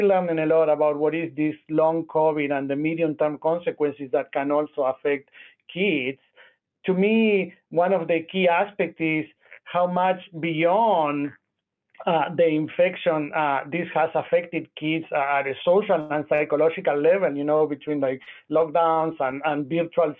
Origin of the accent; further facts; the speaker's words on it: Argentina; moved away as an adult; also born or lived in Nashville, United States; now in Memphis, United States; I'm originally from Argentina. I did med school and pediatric residency there.